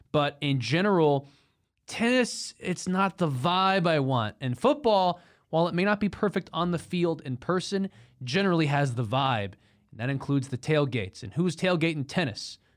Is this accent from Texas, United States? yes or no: yes; Texas, United States; from Texas, not offended.